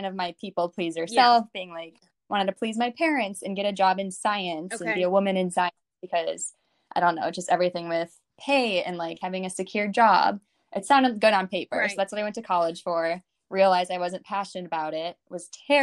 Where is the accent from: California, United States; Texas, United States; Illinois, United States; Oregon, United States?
Illinois, United States; Chicago; moved away as an adult; also born or lived in Indiana; now in New York City, United States; I'm from Chicago, and I went to college in Indiana at Ball State University, and I moved to New York City in 2018